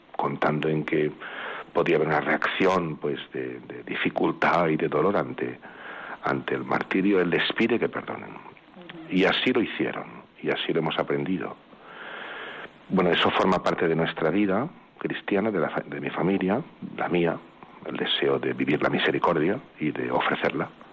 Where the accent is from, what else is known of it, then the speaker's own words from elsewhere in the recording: Vinalesa, Valencian Community, Spain; mi pueblo, Vinalesa